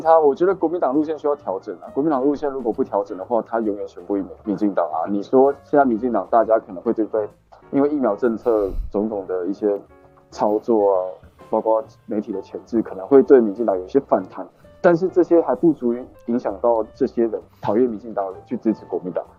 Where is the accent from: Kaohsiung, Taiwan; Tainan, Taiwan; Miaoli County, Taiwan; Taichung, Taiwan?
Tainan, Taiwan; moved away as an adult; now in Taipei, Taiwan; 我现在在台北市，我是台南人